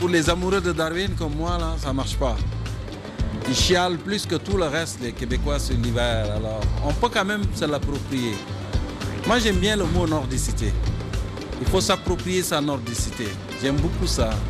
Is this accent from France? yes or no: no; Senegal; now in Montreal, Canada; Et juste le fait de dire je venais du Sénégal, ça faisait toute la différence.